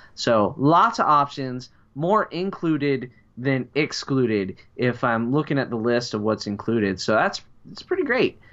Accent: Midwest, United States; as we call it here in the Midwest

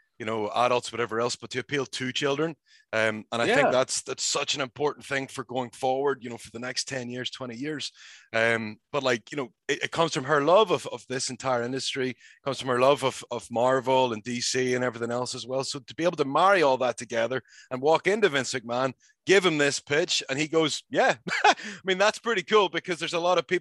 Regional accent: Northern Ireland, United Kingdom; me as a Northern Irish person

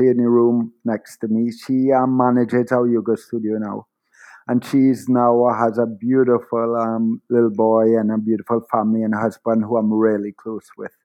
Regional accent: Trinidad & Tobago; I was born in Trinidad to a father of Syrian and Middle Eastern ancestry and a mother of Irish and European ancestry. And I lived my entire life in Trinidad

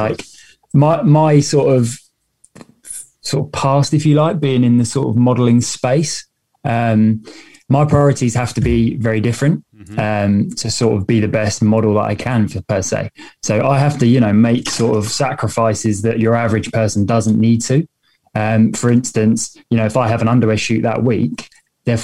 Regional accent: Hastings, South East England, United Kingdom; moved away as an adult; now in London, United Kingdom; I'm actually originally from the South Coast. So I'm from a place called Hastings, which is in the South Coast of England, but now London based.

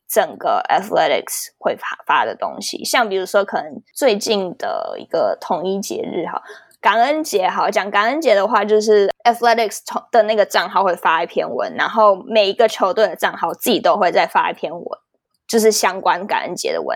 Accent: Taiwan; moved away as an adult; now in United States; 我在台湾当过球精

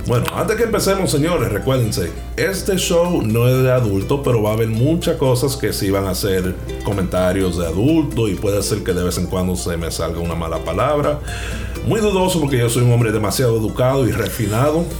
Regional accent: Santo Domingo, Distrito Nacional, Dominican Republic; now in Katy, United States; yo soy de Piantini

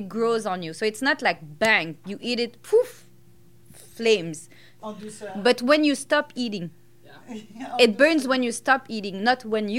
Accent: Belgium; now in Montreal, Canada; when I grew up in Belgium

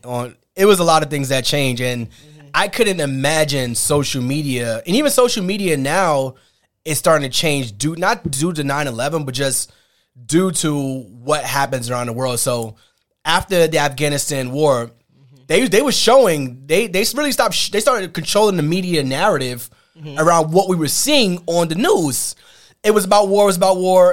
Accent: New York, United States; growing up in New York

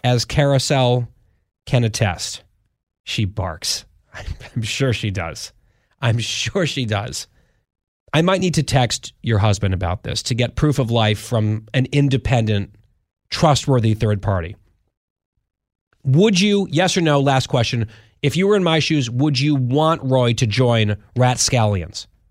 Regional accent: Saudi Arabia; now in Washington, D.C., United States; I was born in Saudi Arabia

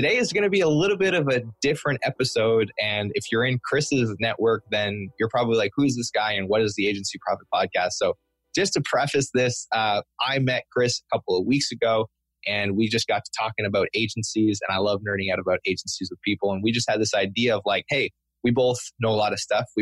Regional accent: Canada; I'm French Canadian, and I feel like I can say this because I am a French Canadian

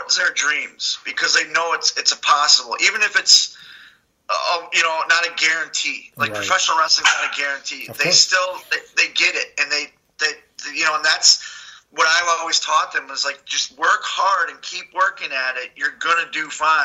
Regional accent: Milwaukee, Wisconsin, United States; now in Charlotte, United States; we're from Milwaukee, which is the Brew City.

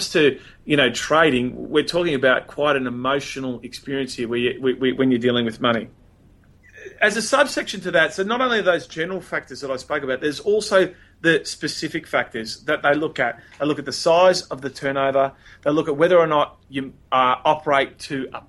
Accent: Melbourne, Victoria, Australia; I'm from Melbourne

